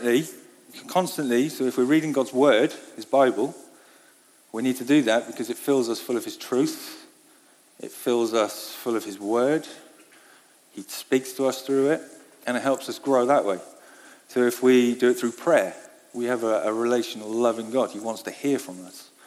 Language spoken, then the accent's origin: English; Wales, United Kingdom; I grew up in Wales